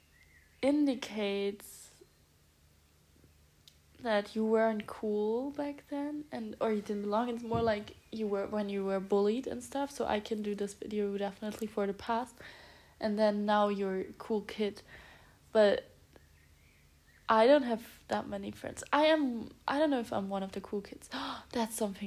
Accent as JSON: {"language": "English", "town": "Stuttgart", "region": "Baden-Württemberg", "country": "Germany", "tie": "born or raised there", "moved": "yes", "said": "I'm going to Stuttgart, back to my hometown"}